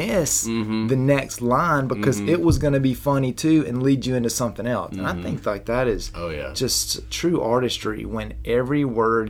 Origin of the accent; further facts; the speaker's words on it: Southern, United States; accent: Southern; not my Southern accent